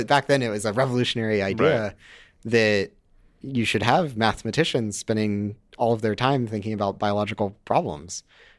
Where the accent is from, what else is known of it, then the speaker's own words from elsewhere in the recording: Duluth, Georgia, United States; Georgia, but I don't have the accent, as you might have noticed. I listen to too much NPR as a kid. The rest of my family has very thick Southern accents.